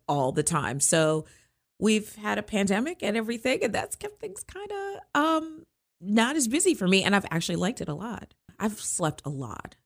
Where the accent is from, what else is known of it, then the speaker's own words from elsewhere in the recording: Hyattsville, Maryland, United States; now in Frederick, United States; I'm from Frederick, Maryland, actually originally from Hyattsville, Maryland, um, but live in Frederick and have for many years